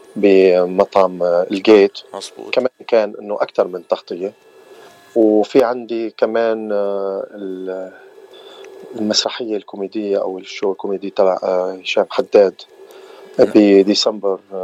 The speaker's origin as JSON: {"language": "Arabic", "town": "Aleppo", "region": "Aleppo Governorate", "country": "Syria", "moved": "as an adult", "lives_now": "Southern California, United States", "said": "وانا من مدينه حلب بسوريا"}